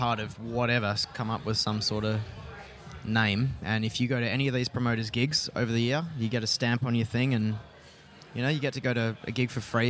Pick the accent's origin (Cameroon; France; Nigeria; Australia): Australia; Perth, Western Australia; we're from Perth